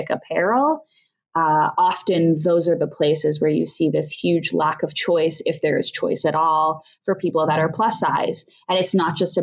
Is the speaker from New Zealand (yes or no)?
no; Canada; I grew up in Canada